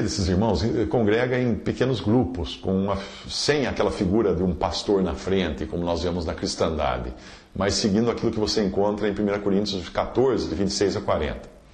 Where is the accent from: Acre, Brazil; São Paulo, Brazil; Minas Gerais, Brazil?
São Paulo, Brazil; Limeira; moved away as an adult; also born or lived in Alto Paraíso, Goiás; recomeçar a vida em Limeira, que é a minha cidade natal